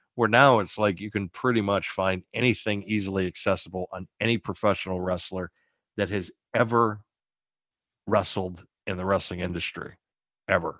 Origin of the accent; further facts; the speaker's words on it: Boston, Massachusetts, United States; I'm from Boston